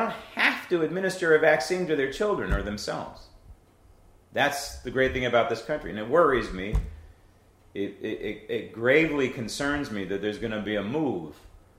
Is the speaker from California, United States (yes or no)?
yes; San Francisco, California, United States; I'm from born and raised in San Francisco